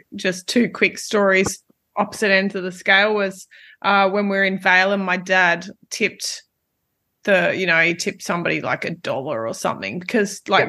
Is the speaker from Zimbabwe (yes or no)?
no; Australia; being an Aussie